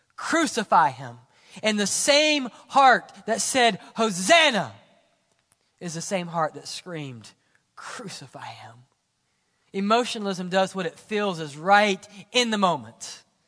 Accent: Mississippi, United States; I'm from Mississippi.

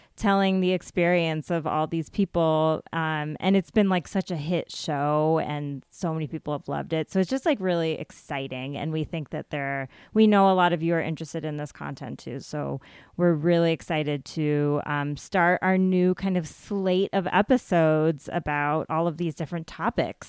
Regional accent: United States; my experience as a brown girl growing up in America

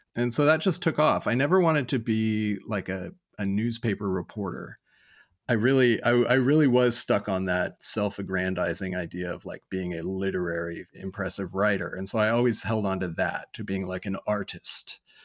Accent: Lodi, California, United States; I grew up in Lodi, California.

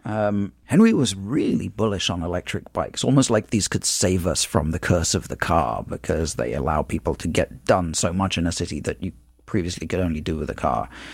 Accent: London, United Kingdom; moved away as an adult; now in United States; I grew up in London, which is a city a lot like New York

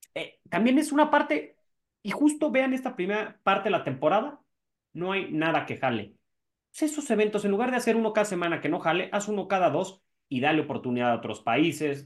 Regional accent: Mexico; nosotros como mexicanos

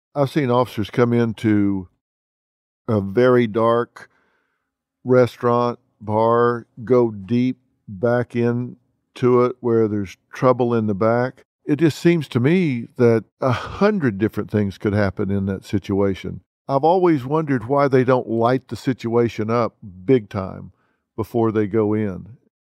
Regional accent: Texas, United States; I'm from Texas

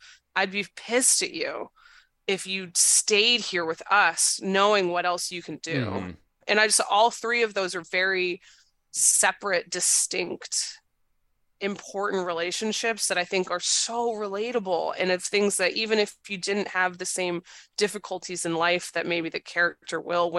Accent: Maine, United States; I'm from Maine.

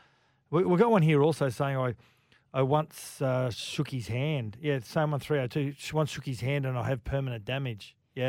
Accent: Queensland, Australia; As a Queenslander

